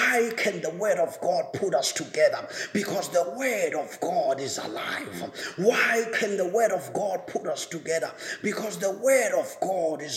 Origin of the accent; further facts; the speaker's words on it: South Africa; as a South African citizen